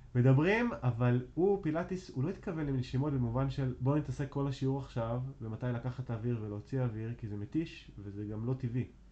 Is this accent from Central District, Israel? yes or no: no; Arad, Southern District, Israel; moved away as an adult; also born or lived in Tel Aviv / Jerusalem; now in Rosh HaAyin, Israel; אני גר בראש העין, ובמקור אני בכלל מערד